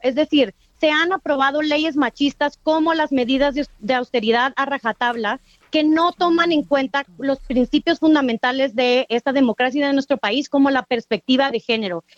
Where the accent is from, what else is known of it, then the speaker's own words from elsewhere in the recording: Mexico City, Mexico; soy una morra chilanga